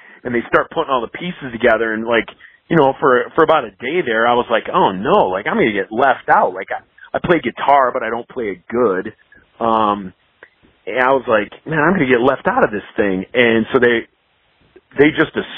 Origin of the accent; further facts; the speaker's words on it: Midwest, United States; I kind of grew up with the same thing. Like with the Midwest